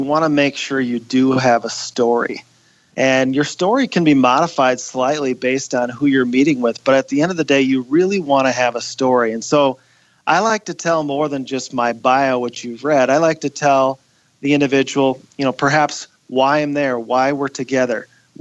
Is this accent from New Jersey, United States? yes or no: no; Wadena, Minnesota, United States; my hometown of Wadena